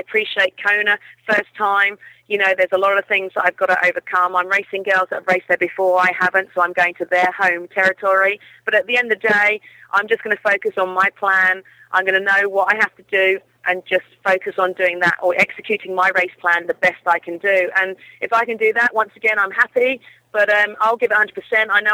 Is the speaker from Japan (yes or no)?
no; New Zealand; It's my home country